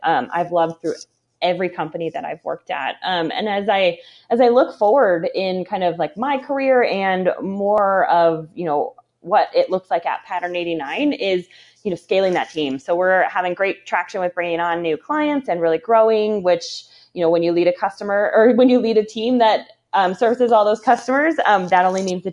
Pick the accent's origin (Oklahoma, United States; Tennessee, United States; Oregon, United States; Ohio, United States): Ohio, United States; Cleveland area; moved away as an adult; also born or lived in Chicago, Illinois; now in Indiana, United States; I grew up in the Cleveland area. So between Cleveland and Akron, in a suburb